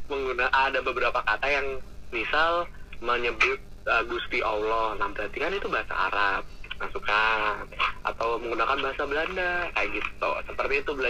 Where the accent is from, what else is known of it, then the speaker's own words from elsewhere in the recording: Java, Indonesia; aku memilih naskah khususnya yang berfokus pada bahasa dan aksara Jawa karena aku sendiri orang Jawa dan aku merasa seperti aku harus melestarikan budaya sendiri